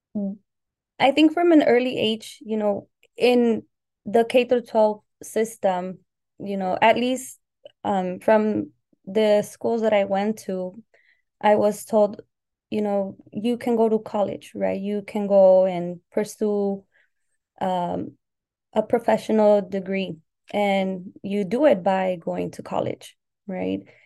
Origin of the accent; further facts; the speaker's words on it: Southern California, United States; also born or lived in Colima, Mexico / Puerto Vallarta, Jalisco, Mexico; I arrived in the U S when I was six years old, so in the early nineties. Um, and I lived in Southern California, where I've lived most of my life